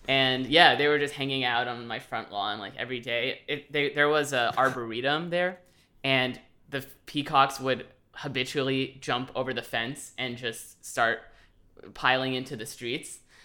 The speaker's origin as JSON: {"language": "English", "town": "Los Angeles", "region": "California", "country": "United States", "moved": "yes", "lives_now": "Indiana, United States", "said": "I am currently in Indiana, but I am originally from Los Angeles"}